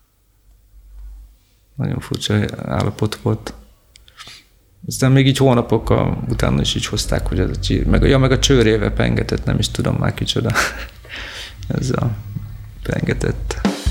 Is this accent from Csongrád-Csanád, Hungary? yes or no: yes; Szeged, Csongrád-Csanád, Hungary; én Szegedi vagyok